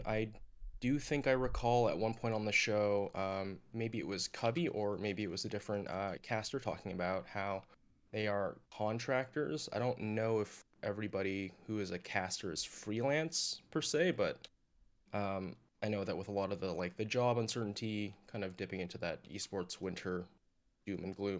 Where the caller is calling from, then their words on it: California, United States; I'm calling from Orange County, California.